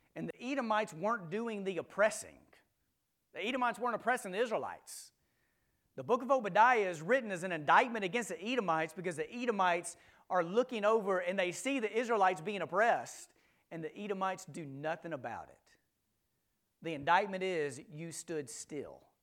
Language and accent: English; Texas, United States; now in Memphis, United States; we grew up in Texas, we now live in Memphis.